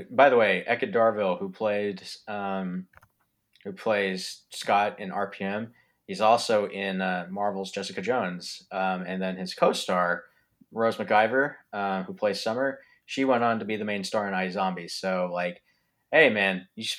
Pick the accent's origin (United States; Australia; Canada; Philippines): Philippines; I'm Filipino myself